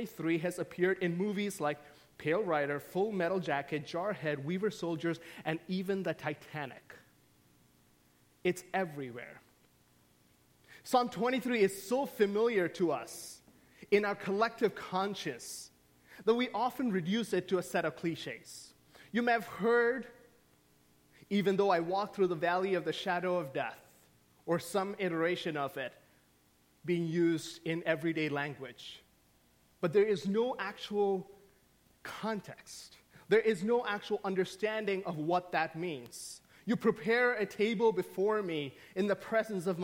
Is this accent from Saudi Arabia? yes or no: yes; Saudi Arabia; moved away; I grew up in the Middle East. I grew up in the Kingdom of Saudi Arabia.